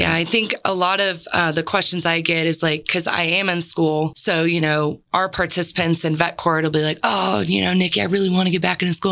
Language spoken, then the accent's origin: English; San Diego, California, United States; moved away; I'm originally from San Diego